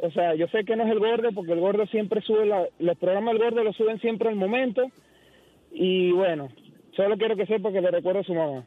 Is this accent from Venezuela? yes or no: yes; Venezuela; moved away as an adult; now in Oklahoma, United States; Yo soy de Venezuela, tengo cuatro años aquí en Oklahoma